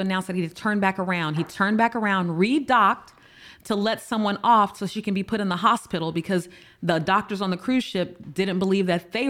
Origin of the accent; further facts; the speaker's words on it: United States; Like, I'm an American. And a lot of times we have that.